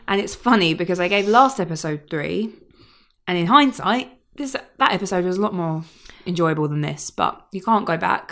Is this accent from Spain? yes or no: no; Kent, South East England, United Kingdom; moved away; I'm from Kent originally